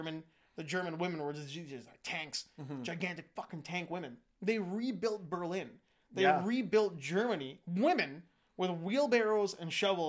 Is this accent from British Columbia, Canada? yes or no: yes; Vancouver, British Columbia, Canada; I grew up in Vancouver, but I spent my youth in Vancouver.